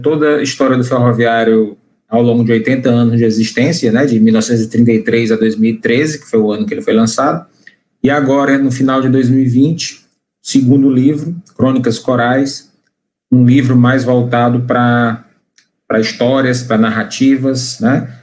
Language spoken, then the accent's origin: Portuguese; Fortaleza, Ceará, Brazil; sou cearense de Fortaleza